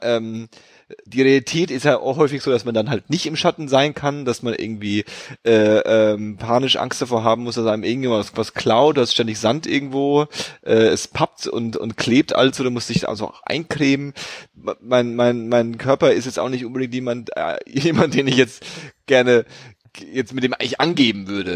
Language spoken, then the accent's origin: German; Berlin, Germany; als Berliner